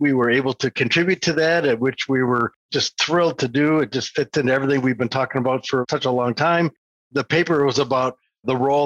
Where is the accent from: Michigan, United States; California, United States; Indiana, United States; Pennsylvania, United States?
Michigan, United States; I'm from Michigan